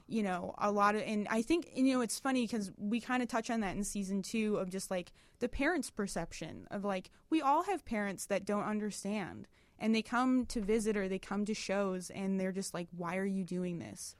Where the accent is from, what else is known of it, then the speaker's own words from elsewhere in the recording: Detroit, Michigan, United States; moved away as an adult; now in Chicago, United States; I'm, we're from Detroit originally.